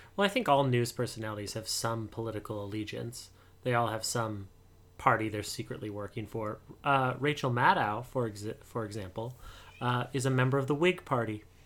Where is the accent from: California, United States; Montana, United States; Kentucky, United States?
Montana, United States; I'm from Montana